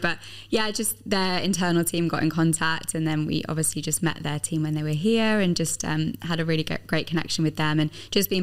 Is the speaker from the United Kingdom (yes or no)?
yes; Midlands, United Kingdom; now in United Arab Emirates; I'm from the Midlands, and my family are big Aston Villa fans